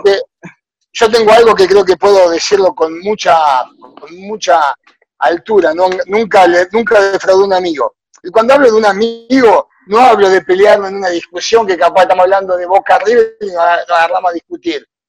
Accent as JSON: {"language": "Spanish", "country": "Argentina", "moved": "as an adult", "lives_now": "Honduras", "said": "hago lo mismo que hacía en Argentina"}